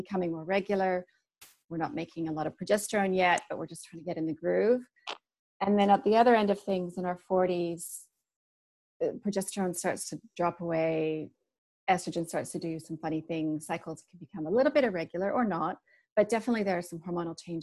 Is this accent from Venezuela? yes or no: no; Canada; moved away as an adult; also born or lived in Sydney, Australia; now in New Zealand; I'm from Canada